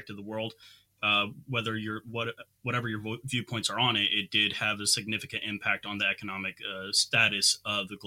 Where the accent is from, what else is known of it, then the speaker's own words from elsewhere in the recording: Texas, United States; growing up in Texas and in America